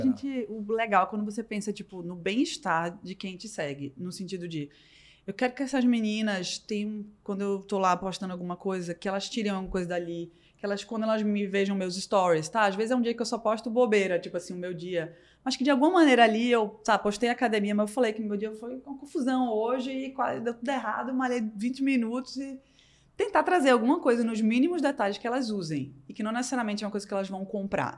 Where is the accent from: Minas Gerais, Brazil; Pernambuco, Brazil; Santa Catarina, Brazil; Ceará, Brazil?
Pernambuco, Brazil; Recife; moved away as an adult; now in São Paulo, Brazil; eu sou de Recife